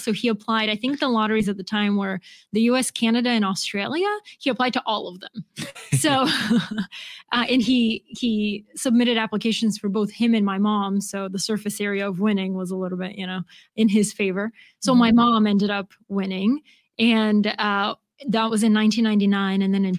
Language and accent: English; Atlanta, Georgia, United States; So we ended up in Atlanta. And so we came here, I was 8 turning 9. And then growing up in Atlanta, I went to the University of Georgia.